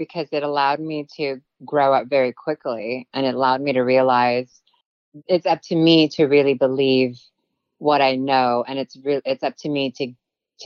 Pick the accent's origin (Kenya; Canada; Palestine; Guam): Guam; first language Tagalog; English is a second language; also born or lived in Philippines; now in Los Angeles, United States; growing up in Guam was very different than growing up in the Philippines.